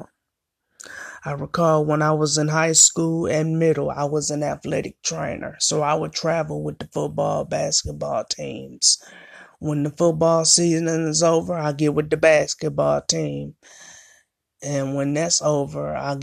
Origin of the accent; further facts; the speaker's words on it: Flint, Michigan, United States; the city of Flint, Michigan, my hometown, where I'm from, born and raised